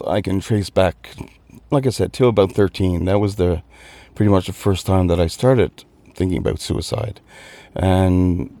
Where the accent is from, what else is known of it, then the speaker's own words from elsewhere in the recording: Newfoundland and Labrador, Canada; now in Dublin, Ireland; I'm from Newfoundland, Canada. But if I had an accent from where I'm home, you'd think I was Irish.